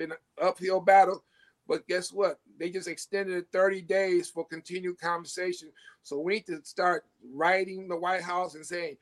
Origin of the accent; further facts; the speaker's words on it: Detroit, Michigan, United States; I'm 100% Cuban. But I was raised in the Black neighborhood of Southwest Detroit